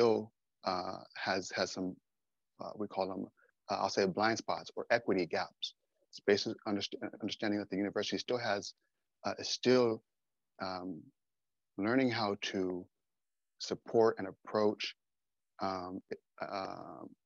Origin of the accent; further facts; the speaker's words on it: Southern California, United States; I'm also from Southern California